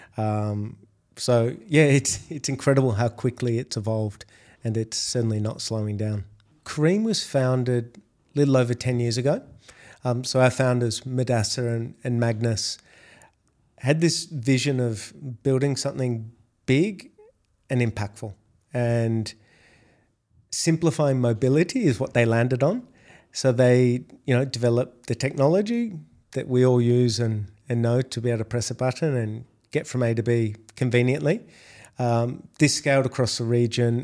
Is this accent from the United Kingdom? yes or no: no; Australia; accent: Australian; moved away as an adult; now in Dubai, United Arab Emirates; if you can't tell by my accent, I'm Australian